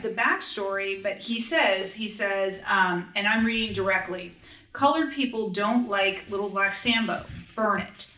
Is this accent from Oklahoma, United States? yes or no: no; Los Angeles, California, United States; born or raised there